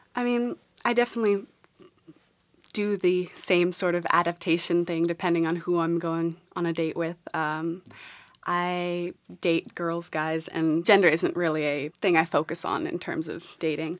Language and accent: English; New York City, New York, United States; I grew up in New York City